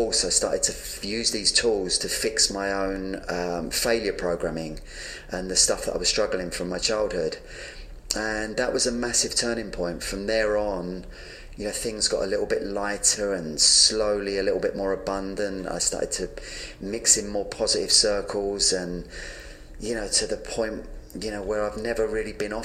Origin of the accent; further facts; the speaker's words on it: London, United Kingdom; I was born in London and, you know, I had a very dysfunctional childhood. I grew up in a very violent, messed up home